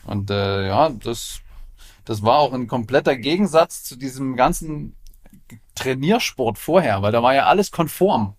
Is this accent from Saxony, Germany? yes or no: yes; Leipzig, Saxony, Germany; ich komme ja aus Leipzig